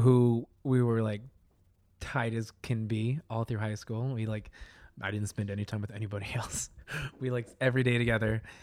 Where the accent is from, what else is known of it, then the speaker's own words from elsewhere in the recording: Colorado, United States; moved away as an adult; also born or lived in North Dakota; now in New York City, United States; from Colorado, raised there my whole life